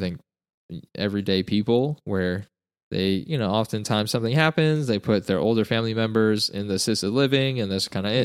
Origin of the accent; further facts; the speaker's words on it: Utah, United States; moved away; I'm originally from Utah